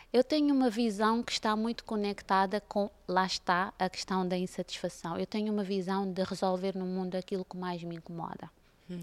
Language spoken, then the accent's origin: Portuguese; Cape Verde; now in Portugal; eu venho de Cabo Verde